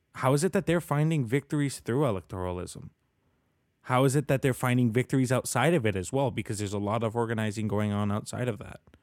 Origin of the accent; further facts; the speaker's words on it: Colombia; now in Canada; Colombia, my home country where I was born